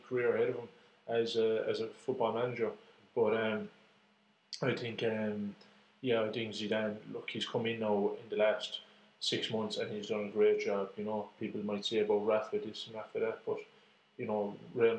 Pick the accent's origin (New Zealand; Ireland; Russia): Ireland; for us being Irish here